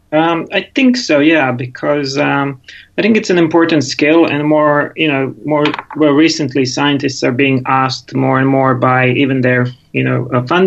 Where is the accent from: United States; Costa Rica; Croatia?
Croatia; Rijeka, Primorje-Gorski Kotar County; born there; English is a second language; also born or lived in England; So um, I was born in Rijeka in Croatia, so next door to you guys.